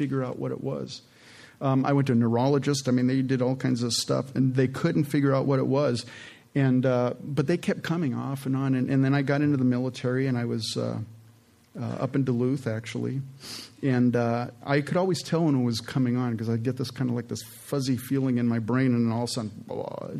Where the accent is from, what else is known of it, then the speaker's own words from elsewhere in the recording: Canada; moved away; I was born in Canada, and I'm the youngest of four children. And my dad was a house painter back there in Canada, and they had immigrated from Holland